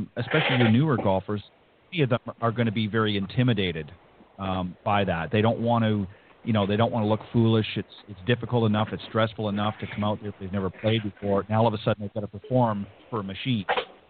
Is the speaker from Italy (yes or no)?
no; Canada; now in Florida, United States; I'm from Canada